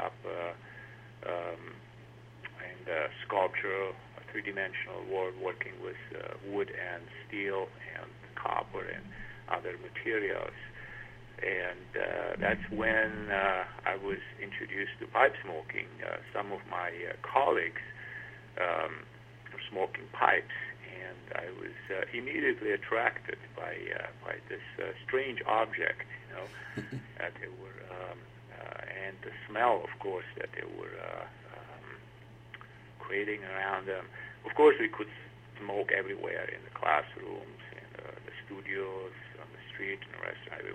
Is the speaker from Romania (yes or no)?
yes; Transylvania, Romania; moved away; also born or lived in Bucharest, Romania; I grew up in East Europe, Romania. I would call it more Transylvania because it's a northwestern part of Romania